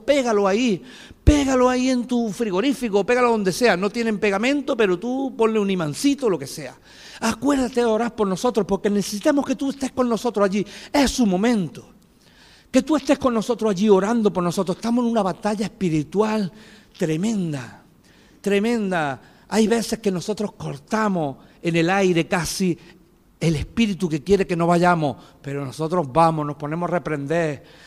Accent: Fuente Palmera, Andalusia, Spain; moved away as an adult; now in Greece; en mi pueblo dicen Fuente Palmera

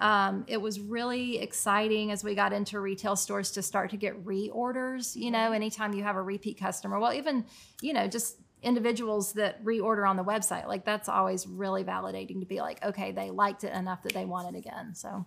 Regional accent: Chattanooga, Tennessee, United States; moved away as an adult; also born or lived in Richmond, Indiana / Vancouver, Canada / Cincinnati, Ohio; I grew up here

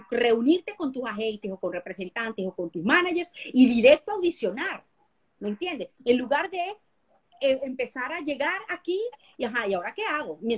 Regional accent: Venezuela; now in United States; Cuando yo me salí de Venezuela otra vez por segunda vez y me vine para acá.

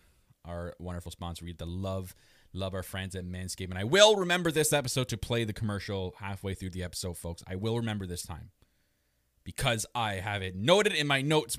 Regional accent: Canada; I am your Canadian Prince

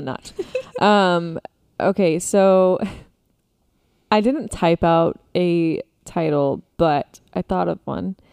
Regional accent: Florida, United States; we are from Florida

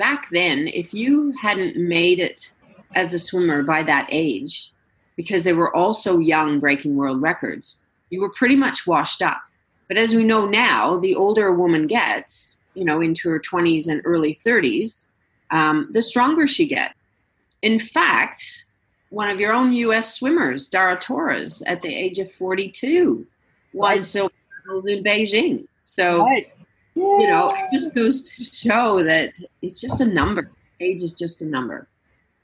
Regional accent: Canada; being Canadian

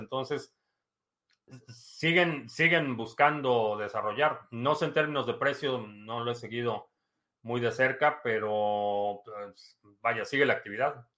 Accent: Mexico; now in United States; Nací en México, vivo en Estados Unidos.

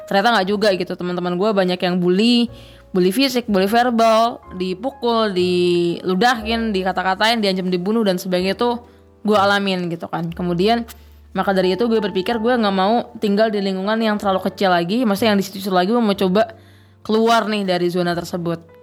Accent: Boyolali, Central Java, Indonesia; also born or lived in Jakarta; gue berasal dari Boyolali Jawa Tengah cuma kecil di Jakarta sampai kelas 4 SD kemudian sampai sana tempat dagang bokap digusur sama pemerintah

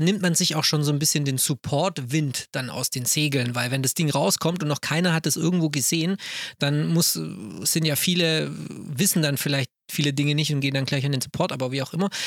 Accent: Swabia, Baden-Württemberg, Germany

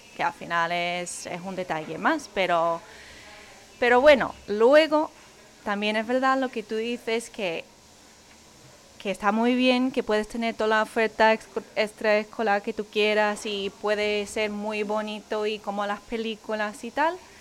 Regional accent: Wisconsin, United States; Spanish is a second language; moved away as an adult; now in Spain; yo que soy de Wisconsin, que hace menos 30 grados en invierno

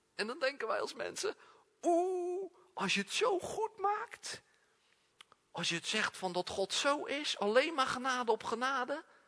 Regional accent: Netherlands; we zijn Nederlanders

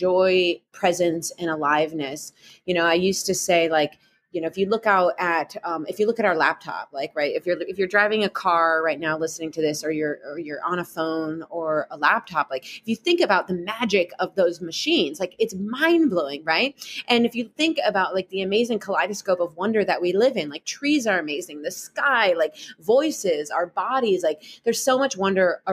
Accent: Midwest, United States; accent: Midwestern; my Midwestern accent

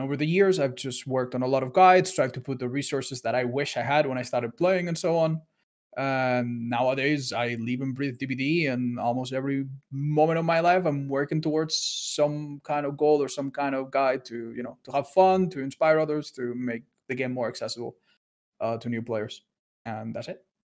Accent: Spain; I'm from Spain

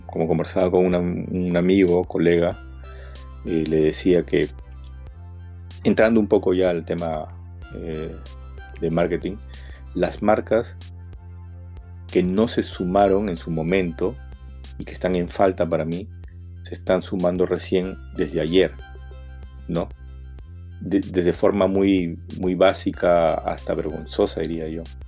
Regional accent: Peru; somos todos los peruanos, los que salimos a la calle

